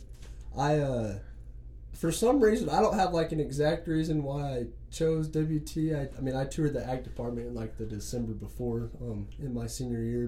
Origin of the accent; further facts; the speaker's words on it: Amarillo, Texas, United States; also born or lived in Canyon, Texas; I call Amarillo and Canyon home. It's kind of split between the two because my grandparents were in Canyon